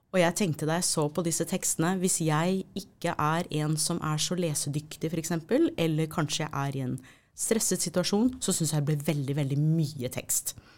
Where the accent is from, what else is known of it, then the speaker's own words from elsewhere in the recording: United States; now in Norway; Nå er jeg amerikaner ikke sant, opprinnelig